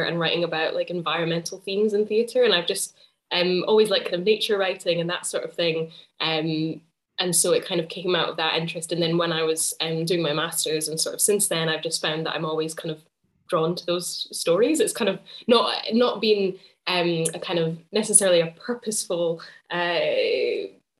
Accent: Edinburgh, Scotland, United Kingdom; also born or lived in Cambridge / St Andrews; I'm a playwright and theatre maker from Edinburgh. I grew up in Edinburgh as well.

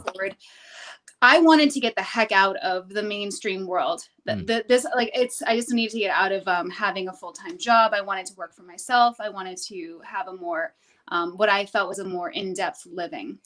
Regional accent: New Hampshire, United States; I'm from New Hampshire

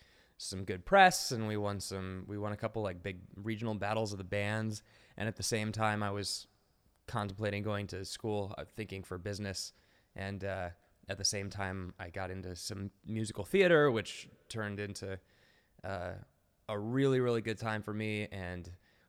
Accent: Texas, United States; I was born in Texas

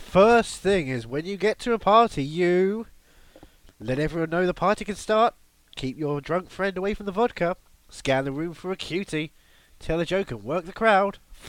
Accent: England, United Kingdom; I'm English and black.

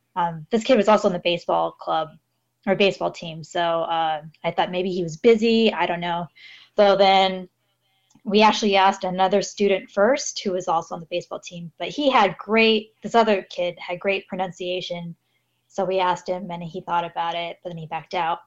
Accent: Los Angeles, California, United States; moved away as an adult; now in Yurihonjo, Japan; I come from Los Angeles in California

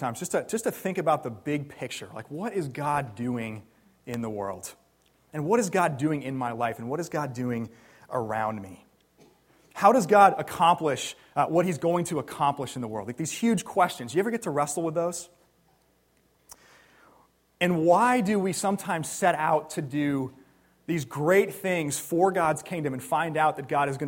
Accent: New Jersey, United States; also born or lived in Kansas City; now in Philadelphia, United States; I grew up in New Jersey

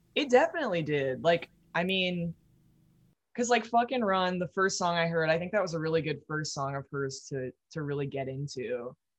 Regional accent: Midwest, United States; growing up in the Midwest, it's like you have to drive so much

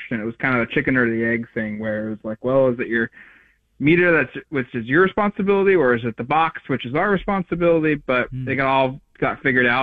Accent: Eugene, Oregon, United States; I grew up in Eugene. I grew up rooting for Oregon as a kid.

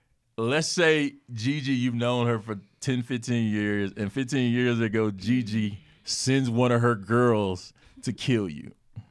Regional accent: North Carolina, United States; now in Atlanta, United States; I'm from North Carolina

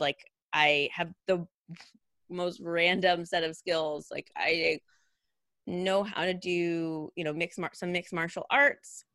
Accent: Redding, California, United States; I grew up in Redding, California

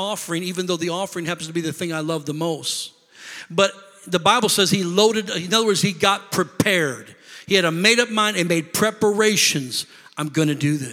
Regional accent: Rockford, Illinois, United States; moved away as an adult; also born or lived in Beloit, Wisconsin; now in Milwaukee, United States; we're not from here. We're from Rockford, Illinois

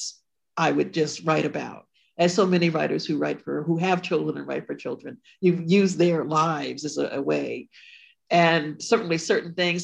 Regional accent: Ashford, Connecticut, United States; I grew up in Connecticut, the Ashford town, a small town called Ashford

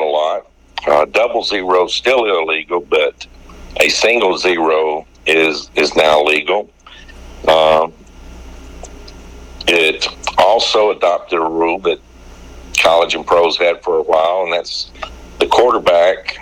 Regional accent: Guntersville, Alabama, United States; moved away as an adult; now in Jacksonville, United States; I grew up in Gunnersville, Alabama

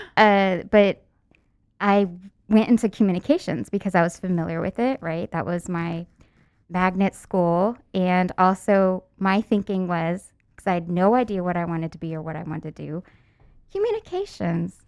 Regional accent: San Antonio, Texas, United States; where I went to school was way North Texas, and I'm from San Antonio

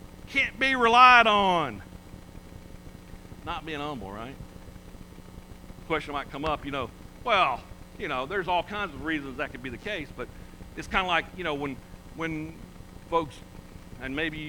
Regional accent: Georgia, United States; I'm a Georgia boy

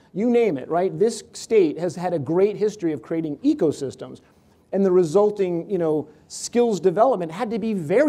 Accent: Connecticut, United States; I grew up in Connecticut and we didn't have a home team for football

